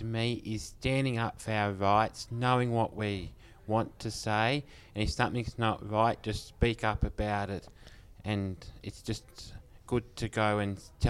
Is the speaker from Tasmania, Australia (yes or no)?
no; Batemans Bay, New South Wales, Australia; I'm from Batemans Bay